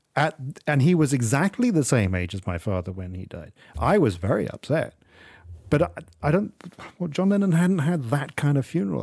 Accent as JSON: {"language": "English", "region": "England", "country": "United Kingdom", "tie": "born or raised there", "moved": "yes", "lives_now": "Malaysia", "said": "you and I grew up in England"}